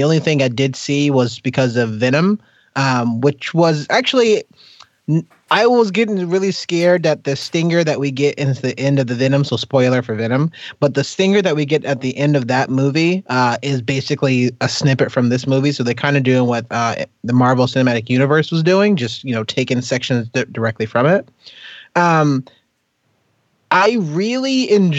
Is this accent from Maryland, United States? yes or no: no; upstate New York, United States; I'm not from New York City, I'm from upstate